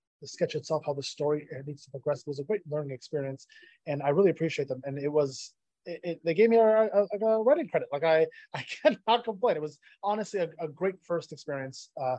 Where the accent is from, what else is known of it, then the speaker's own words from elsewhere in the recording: Ottawa, Ontario, Canada; And I'm from Ottawa, so I by default hate every Toronto right. team.